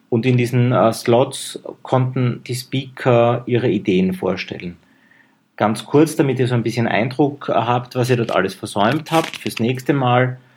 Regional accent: Graz, Styria, Austria; Das bringe ich als Grazer immer ein bisschen durcheinander.

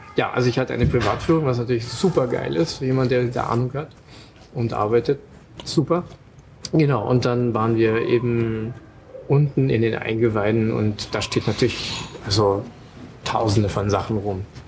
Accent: Germany; bei uns in Deutschland

